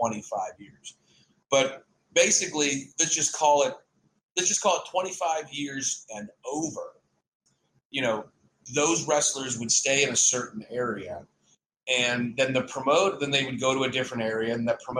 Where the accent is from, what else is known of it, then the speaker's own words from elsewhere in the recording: North Carolina, United States; also born or lived in Tampa, Florida / Phoenix, Arizona; now in Pennsylvania, United States; I live in Pennsylvania. You forget I grew up in North Carolina, and I lived in Tampa, Florida for a while. You know, lived in Phoenix for a while